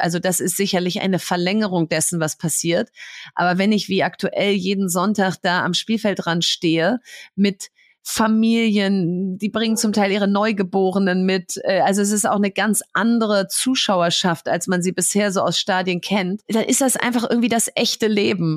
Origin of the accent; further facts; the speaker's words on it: Bielefeld, North Rhine-Westphalia, Germany; now in Berlin, Germany; Ich bin in Bielefeld im Prinzip in der Fußgängerzone aufgewachsen